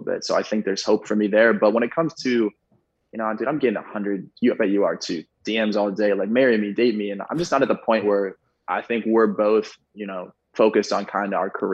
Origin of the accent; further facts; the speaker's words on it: Ohio, United States; I'm from Ohio, small town dude